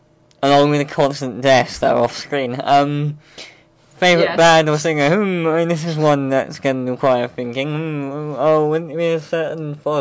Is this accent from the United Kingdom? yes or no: yes; England, United Kingdom; Never. I've never left England.